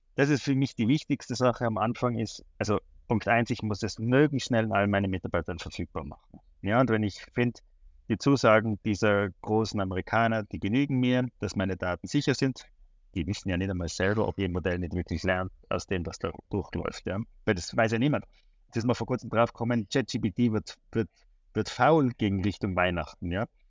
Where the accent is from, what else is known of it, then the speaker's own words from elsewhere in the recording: Tyrol, Austria; moved away as an adult; now in Switzerland; ich komme ursprünglich aus Tirol, ähm, habe in der Schweiz studiert